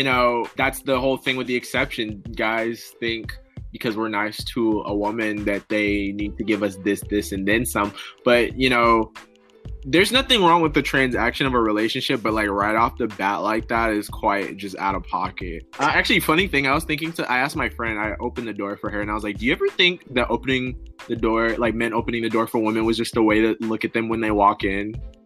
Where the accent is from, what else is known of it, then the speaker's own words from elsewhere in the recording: Illinois, United States; born there; No, actually, I was born in Illinois, so not really.